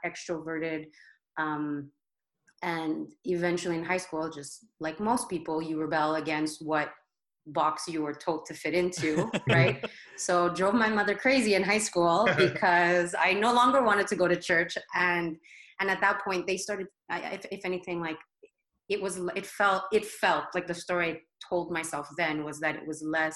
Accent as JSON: {"language": "English", "town": "Brossard", "region": "Quebec", "country": "Canada", "tie": "born or raised there", "also_born_or_lived": "Côte d'Ivoire", "said": "born and raised in Brossard"}